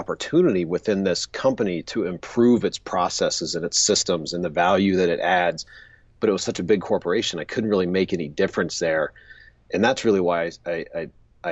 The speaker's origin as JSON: {"language": "English", "town": "Pensacola", "region": "Florida", "country": "United States", "tie": "born or raised there", "said": "I grew up in Pensacola, Florida."}